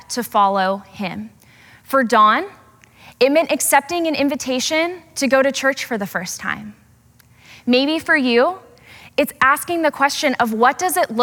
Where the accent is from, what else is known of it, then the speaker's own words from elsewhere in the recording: Portland, Oregon, United States; Growing up in Portland